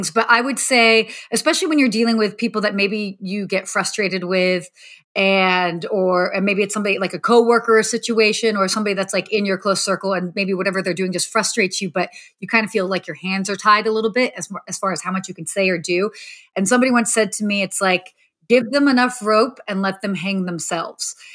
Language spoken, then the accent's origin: English; United States; being like a young young teenage girl I'd, and growing up in the States, you kind of look at celebrities